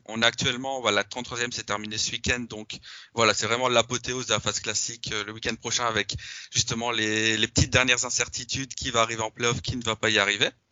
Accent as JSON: {"language": "French", "country": "Belgium", "said": "je suis belge"}